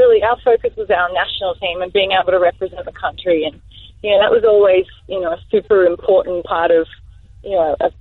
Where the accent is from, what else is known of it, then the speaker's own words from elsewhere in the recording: Australia; in our programs in Australia